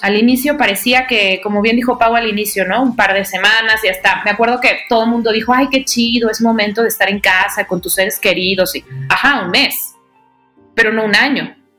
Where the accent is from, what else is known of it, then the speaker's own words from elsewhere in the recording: Guadalajara, Jalisco, Mexico; now in Mexico City, Mexico; las dos somos, somos tapatías y vivimos en la Ciudad de México